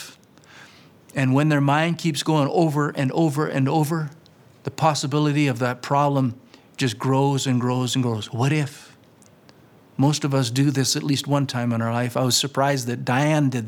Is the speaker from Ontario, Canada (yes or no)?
no; Flaxcombe, Saskatchewan, Canada; moved away as an adult; I'm that punk from Flaxcomb, Saskatchewan.